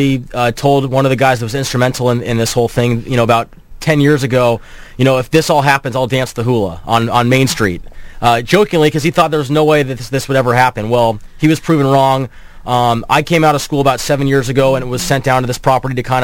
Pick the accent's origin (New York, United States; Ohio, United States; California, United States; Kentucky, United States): California, United States; Irvine; I grew up in Irvine